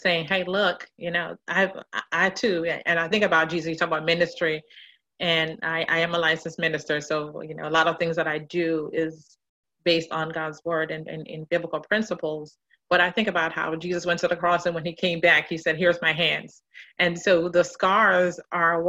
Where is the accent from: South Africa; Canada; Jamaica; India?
Jamaica; I'm a native of Jamaica, West Indies